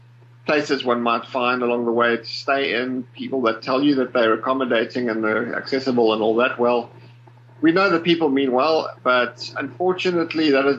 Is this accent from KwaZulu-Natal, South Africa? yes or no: no; Port Elizabeth, Eastern Cape, South Africa; I was born in Cape Town, grew up in the Eastern Cape in a little town by the name of Port Elizabeth